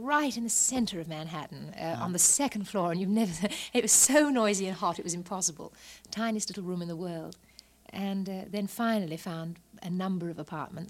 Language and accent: English; Walton-on-Thames, South East England, United Kingdom; I'm from England, from a little town called Walton-on-Thames. It's south of London, about 20 miles.